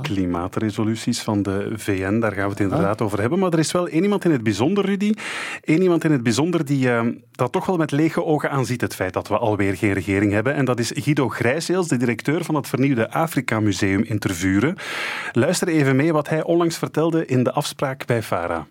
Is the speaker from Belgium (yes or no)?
yes; Belgium; wij Belgen